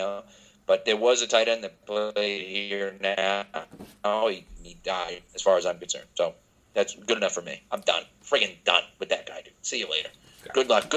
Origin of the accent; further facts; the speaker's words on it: Boston, Massachusetts, United States; I grew up in the Boston area